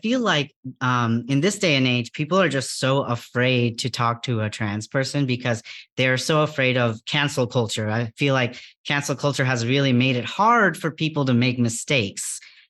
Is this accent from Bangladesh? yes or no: yes; Bangladesh; English is a second language; Even in my home country of Bangladesh, the first time I actually had exposure to people with gender diverse identities was the Hijra community